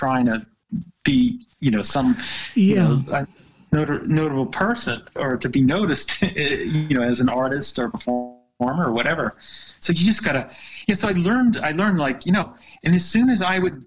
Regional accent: United States; moved away as an adult; now in Haugesund, Norway; being American

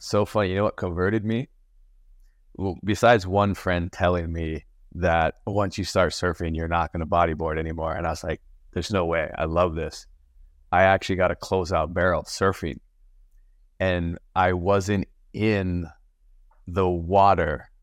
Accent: Maui, Hawaii, United States; I'm from Maui

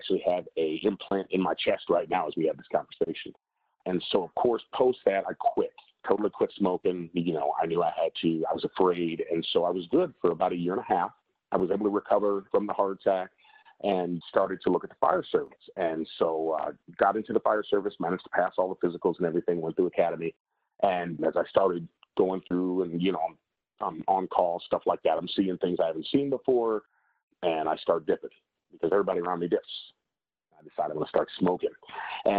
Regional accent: Chicago, Illinois, United States; now in Oklahoma, United States; I am originally born and raised in Chicago, Illinois

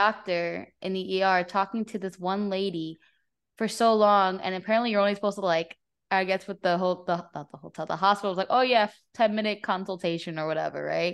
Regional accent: New Jersey, United States; moved away as an adult; also born or lived in Florida; I grew up in New Jersey, in North Jersey

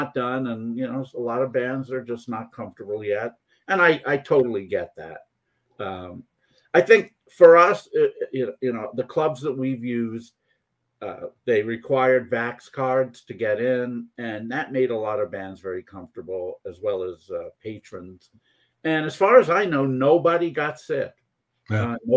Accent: Poughkeepsie, then Rockland County, New York, United States; also born or lived in North Jersey; I grew up in first in Poughkeepsie and then in Rockland County

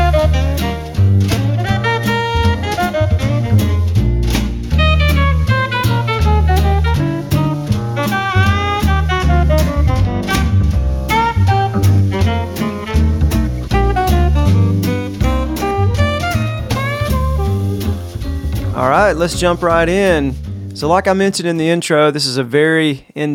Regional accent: South Georgia, United States; We're from both from South Georgia

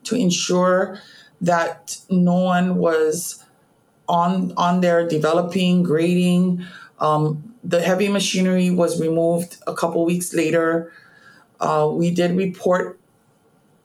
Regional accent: Honolulu, Hawaii, United States; I was born and raised on Oahu, particularly in the Honolulu area.

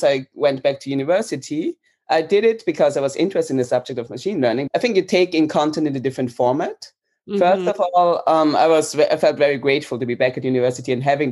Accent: Vienna, Austria; moved away as an adult; now in Amsterdam, Netherlands; I'm currently living in Amsterdam. I've been here for about three to four years. I am from Vienna, Austria.

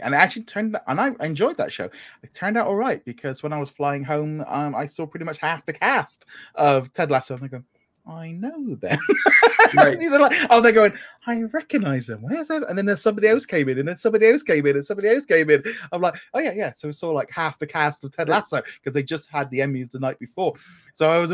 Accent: England, United Kingdom; I'm English

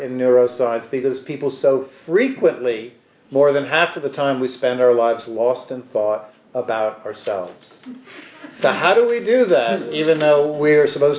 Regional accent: New York City, New York, United States; I grew up on the Upper West Side

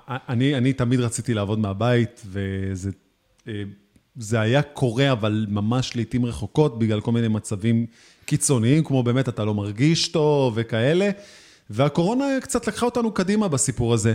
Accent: Tel Aviv, Tel Aviv District, Israel; אני בתור תל אביבי

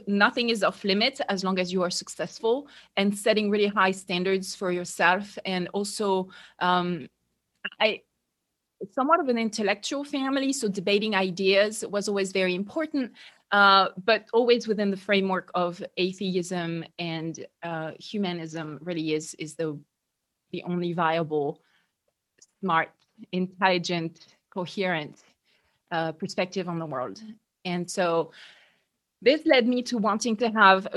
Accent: France; English is a second language; moved away as an adult; now in United States; as you can hear, you know, obviously I'm French. I grew up in France. So even though right now I live in the US, I grew up in France in a very typical middle-class

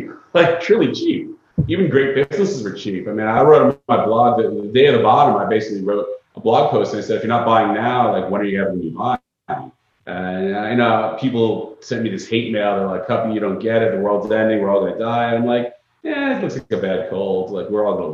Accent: Long Island, New York, United States; now in Florida, United States; I'm from Long Island originally

